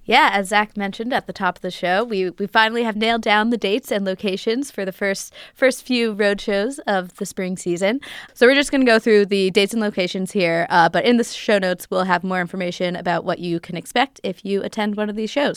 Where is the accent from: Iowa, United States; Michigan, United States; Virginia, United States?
Virginia, United States; Arlington; my hometown, Arlington, Virginia